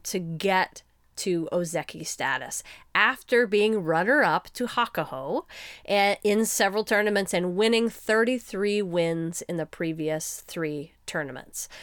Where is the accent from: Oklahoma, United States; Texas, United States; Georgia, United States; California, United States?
Texas, United States; we are from Texas